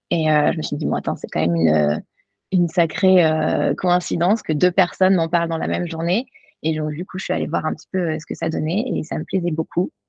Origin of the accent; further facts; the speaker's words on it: Drôme, Auvergne-Rhône-Alpes, France; moved away as an adult; now in Boston, United States; De la région euh, dromoise, donc au sud de Lyon.